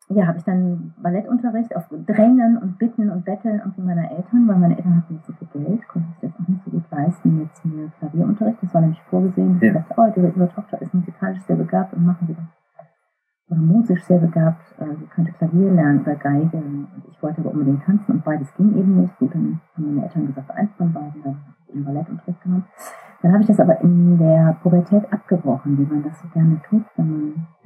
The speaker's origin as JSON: {"language": "German", "town": "Düsseldorf", "region": "North Rhine-Westphalia", "country": "Germany", "tie": "born or raised there", "moved": "yes", "lives_now": "Bremerhaven, Germany", "said": "In Düsseldorf aufgewachsen, zur Schule gegangen, Abitur gemacht"}